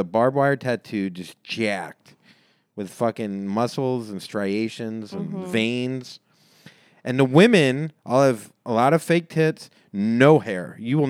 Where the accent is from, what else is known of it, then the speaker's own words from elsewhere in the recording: Florida, United States; I'm from Florida, too.